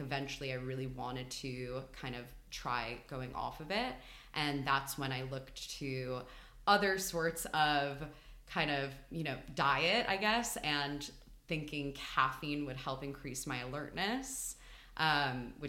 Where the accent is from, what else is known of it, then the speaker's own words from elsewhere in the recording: New York, United States; moved away as an adult; also born or lived in Philadelphia; now in London, United Kingdom; I'm from New York. And I grew up there